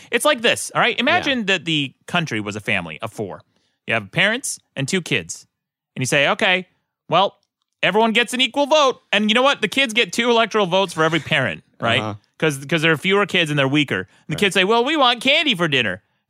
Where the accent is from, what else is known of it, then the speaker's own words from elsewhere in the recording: Utah, United States; I'm from Utah